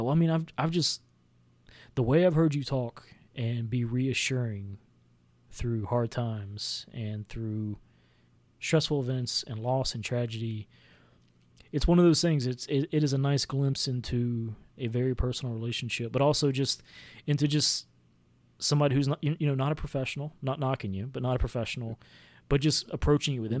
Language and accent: English; the South, United States; I grew up in the South